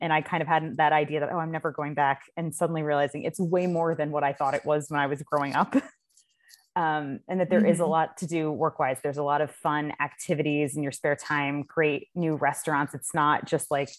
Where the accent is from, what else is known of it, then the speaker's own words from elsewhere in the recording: Clifton Park, New York, United States; also born or lived in Washington, D.C.; I grew up here, and I'm from Clifton Park originally.